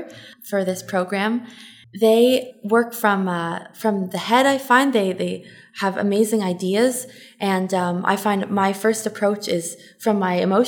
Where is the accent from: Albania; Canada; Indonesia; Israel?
Canada; Toronto, Ontario; I'm from Toronto